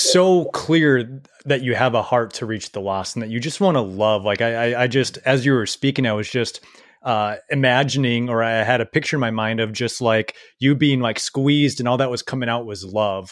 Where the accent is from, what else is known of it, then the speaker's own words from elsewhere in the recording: Minnesota, United States; we're both Minnesotans